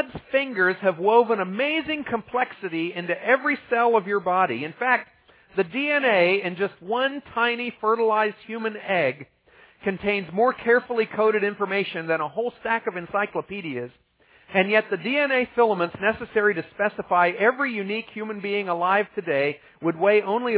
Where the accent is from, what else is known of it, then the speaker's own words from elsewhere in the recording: Ohio, United States; I grew up in Ohio